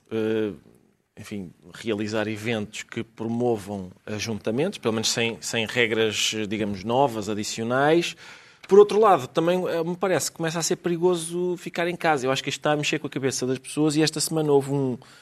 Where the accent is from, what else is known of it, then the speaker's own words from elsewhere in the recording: Lisbon, Portugal; eu nasci em Lisboa e agora que é aqui no Sul, a minha família é do Norte